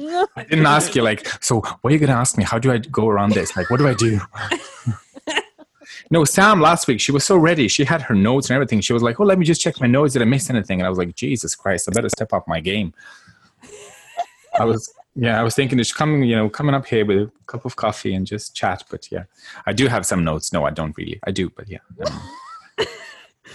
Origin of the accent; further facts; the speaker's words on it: Croatia; moved away; I'm from Croatia originally